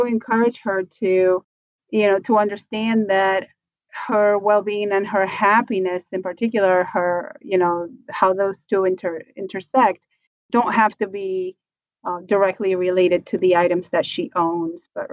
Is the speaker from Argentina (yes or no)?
yes; Buenos Aires, Argentina; moved away; I was born in Argentina, from Buenos Aires originally